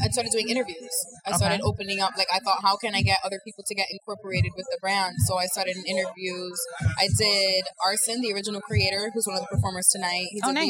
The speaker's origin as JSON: {"language": "English", "region": "New York", "country": "United States", "said": "I'm from New York."}